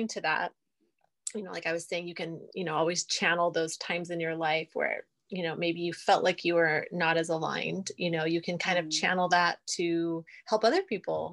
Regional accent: London, United Kingdom; moved away; I'm originally from England. I'm from London. So I have a lot of family there. And so we travel back there often

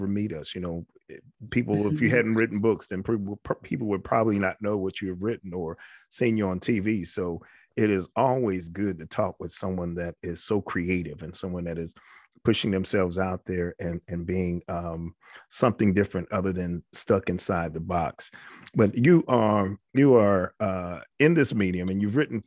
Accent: New York, United States; I'm from New York

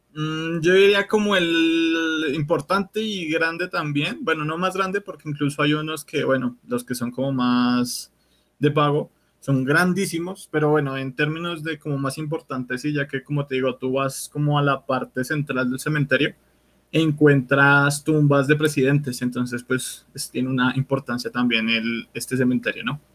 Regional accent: Bogotá, Colombia; Yo soy de Bogotá

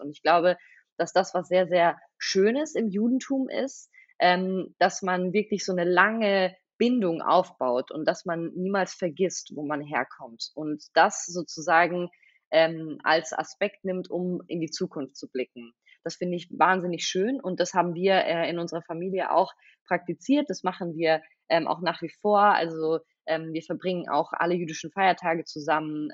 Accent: Stuttgart, Baden-Württemberg, Germany; first language Russian; German is a second language; moved away as an adult; now in Berlin, Germany; ich bin in Stuttgart geboren, ähm, hier aufgewachsen, ja, hier zur Schule gegangen

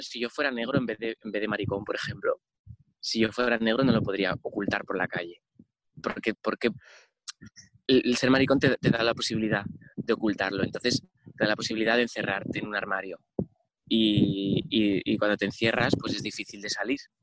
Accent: Oviedo, Asturias, Spain; born or raised there; also born or lived in Rodiezmo, León

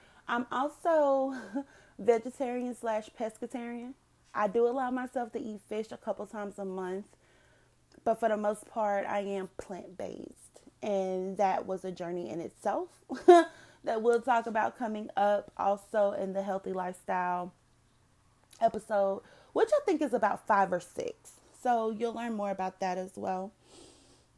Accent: North Carolina, United States; moved away as an adult; now in Dallas-Fort Worth, United States; I currently live in the DFW area, but I was originally born and raised in North Carolina.

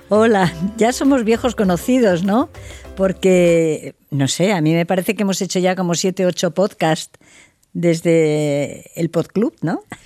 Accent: Madrid, Community of Madrid, Spain; also born or lived in Catalonia; yo soy madrileña, eh, he vivido aquí siempre, quitando unos años cuando me casé, que viví en Cataluña

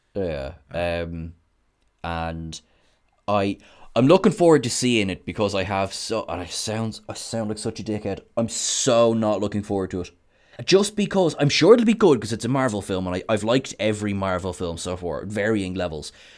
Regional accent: Ireland; I am Irish

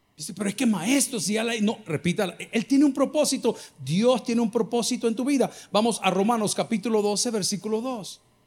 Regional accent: El Salvador; los salvadoreños que estamos aquí

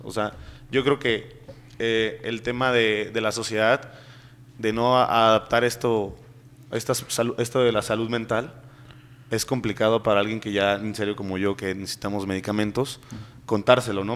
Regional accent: northern Mexico, Mexico; moved away; nosotros aquí como mexicanos vivimos en una sociedad muy machista

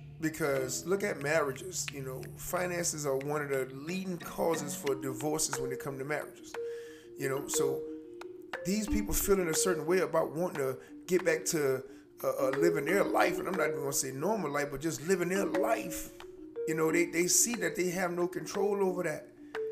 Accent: United States; Us as American people

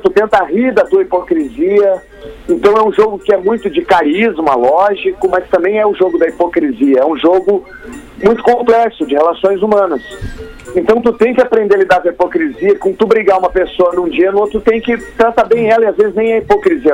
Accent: Porto Alegre, Rio Grande do Sul, Brazil; moved away as an adult; also born or lived in Chile; now in Rio de Janeiro, Brazil; eu me criei aí no Menino Deus, eu ia até o Bonfim com meus amigos

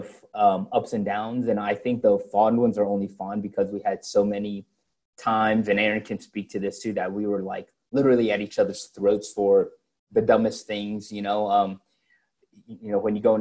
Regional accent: Henry County, Georgia, United States; I grew up in Henry County, which is about half an hour south of the airport

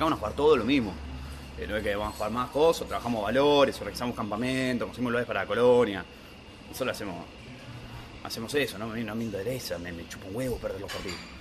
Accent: Buenos Aires, Argentina; vecino de San Cristóbal

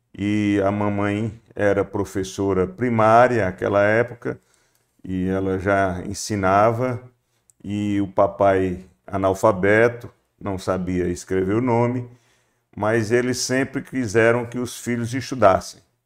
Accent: Solonópole, Ceará, Brazil; Eu nasci em, no Boqueirão, distrito de Solonópole, é, em 1954

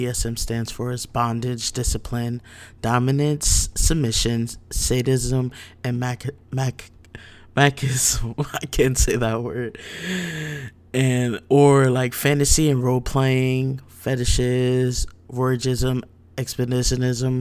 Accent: New Jersey, United States; now in Virginia Beach, United States; I'm from Jersey, but currently reside in Virginia Beach

